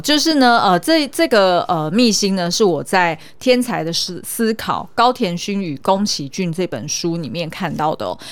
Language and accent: Chinese; Taiwan; 用我们台湾人的角度来看